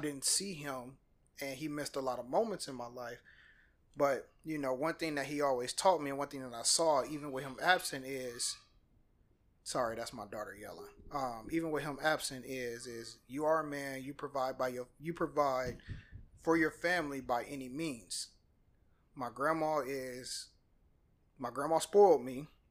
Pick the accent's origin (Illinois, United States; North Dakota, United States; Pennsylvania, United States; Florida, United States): Illinois, United States; Peoria; moved away as an adult; now in Atlanta, United States; I was raised in Peoria, Illinois